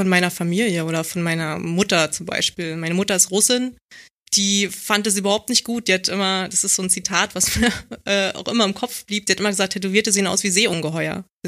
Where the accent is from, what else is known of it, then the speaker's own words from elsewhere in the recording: Berlin, Germany; ich komme aus Marzahn und ähm, ich war halt ein Kind